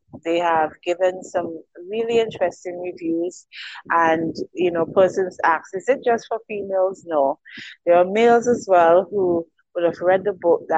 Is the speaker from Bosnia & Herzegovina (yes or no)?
no; St. Vincent & Grenadines; I am an island girl. I'm from the Eastern Caribbean. St. Vincent and the Grenadines, to be exact